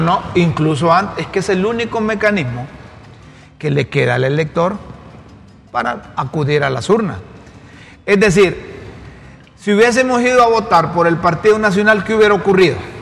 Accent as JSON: {"language": "Spanish", "country": "Honduras", "said": "yo como hondureño"}